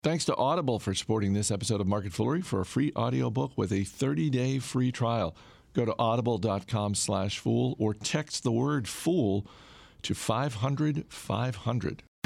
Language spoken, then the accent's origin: English; Maine, United States; my home state of Maine